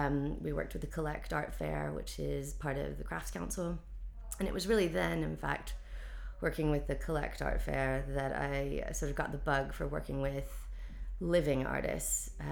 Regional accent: North Carolina, United States; moved away as an adult; now in London, United Kingdom; I moved over to London from North Carolina in 2003.

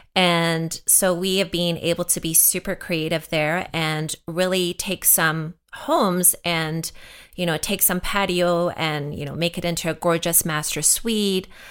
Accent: South Africa; moved away; I'm actually from South Africa, so growing up in South Africa, there was not a lot of T V. And when I first immigrated

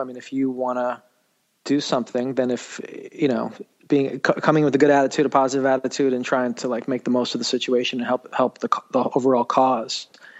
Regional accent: New York City, New York, United States; Yeah, I grew up in New York City. I grew up in downtown in Manhattan.

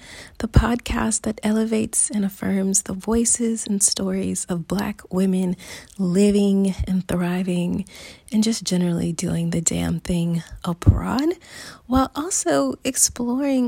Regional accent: United States; moved away as an adult; now in Barcelona, Spain; I am an American expat currently living in Barcelona

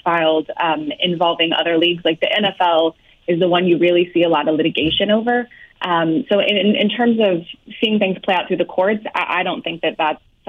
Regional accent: Kansas City, Missouri, United States; I'm from Kansas City, 100%

